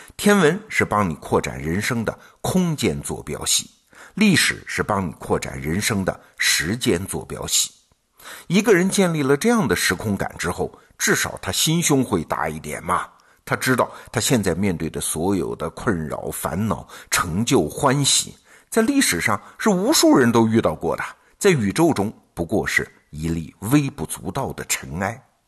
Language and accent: Chinese; China; 我们中国人